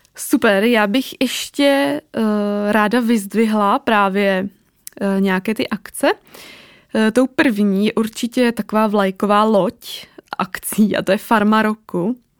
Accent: Teplice, Ústí nad Labem Region, Czechia; also born or lived in Prague; Já pocházím ze severu, konkrétně z Teplic

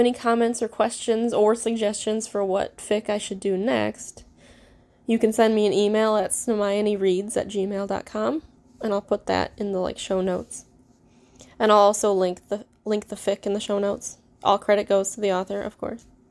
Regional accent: Midwest, United States; accent: Midwestern; I am, obviously, you could tell, American. have a very Midwestern accent

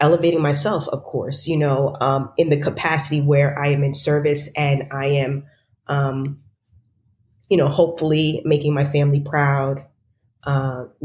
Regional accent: White Plains, New York, United States; I am originally from White Plains, New York.

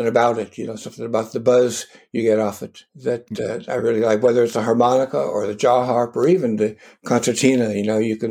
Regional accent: Culver City, California, United States; Where I grew up in Culver City was where the MGM movie theater was

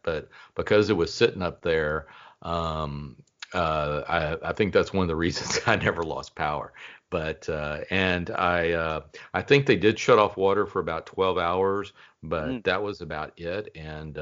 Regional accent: Dallas, Texas, United States; I grew up in the Dallas area

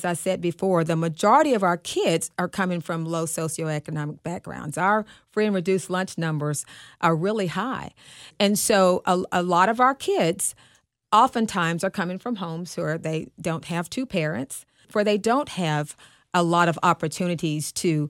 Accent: Arkansas, United States; now in Dallas, United States; when I came from Arkansas to Dallas and I worked at Skyline High School

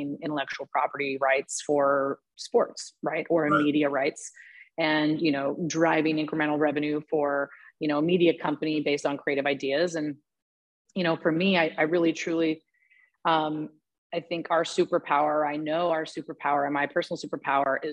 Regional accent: Portland, Oregon, United States; moved away as an adult; also born or lived in New York City; I just born and raised in Portland

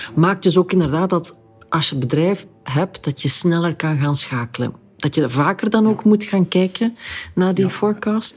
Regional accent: Flanders, Belgium

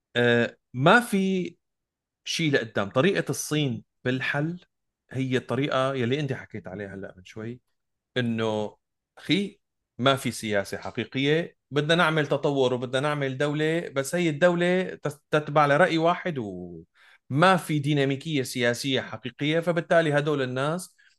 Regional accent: Syria; انا سوري

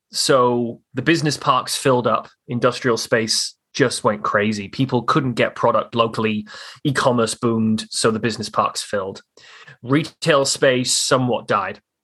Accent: Newport, Wales, United Kingdom; moved away as an adult; now in Halifax, Canada; I grew up in in South Wales over in the UK on the on the Wales England border but in Wales. The city I grew up in was called Newport.

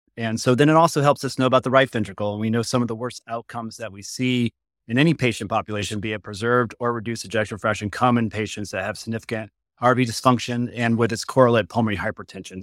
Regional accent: Connecticut, United States; moved away as an adult; also born or lived in Boston / Duke (North Carolina); now in Cincinnati, United States; I'm actually from Connecticut originally

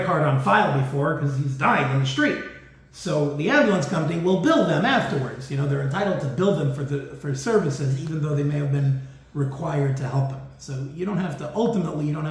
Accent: New York City, New York, United States; I'm from New York

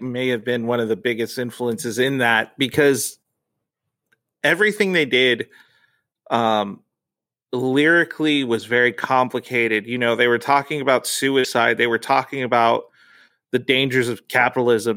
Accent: United States; So I grew up this Mexican culture, but I grew up in America.

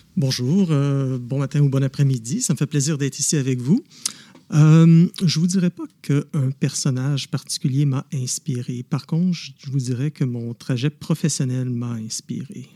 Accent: Montreal, Quebec, Canada; now in Ottawa, Canada; je suis né à Montréal, mais j'habite maintenant à Ottawa

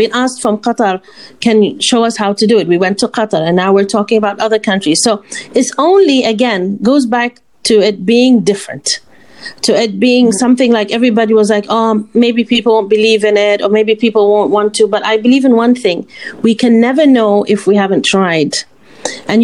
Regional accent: Oman; we're from Oman

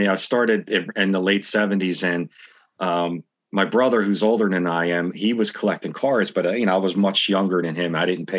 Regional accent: Upper Darby, Pennsylvania, United States; also born or lived in South Philadelphia; I was born 1967. Born in for a few years in South Philadelphia, but my hometown where I was raised was in Upper Darby, PA.

